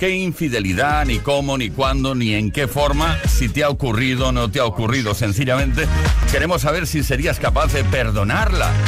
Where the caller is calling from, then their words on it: Valladolid, Castile and León, Spain; Buenas tardes, … … de Valladolid.